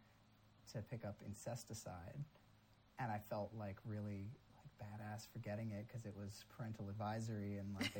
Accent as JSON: {"language": "English", "region": "about an hour north of New York City", "country": "United States", "tie": "born or raised there", "said": "I grew up about an hour north of the city"}